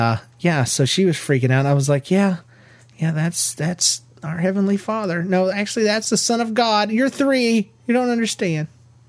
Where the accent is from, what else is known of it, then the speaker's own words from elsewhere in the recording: Florida, United States; also born or lived in Georgia; We're from Florida and Georgia originally, where it actually makes sense to be tan.